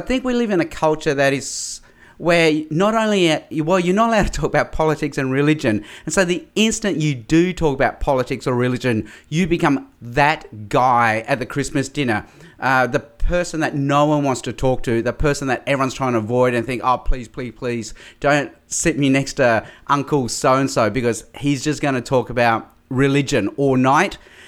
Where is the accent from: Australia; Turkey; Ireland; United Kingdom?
Australia; also born or lived in Hong Kong; I was born in Hong Kong. My parents moved to Australia when I was just 6 months old as a baby in 1967. We spent 2 years in Darwin.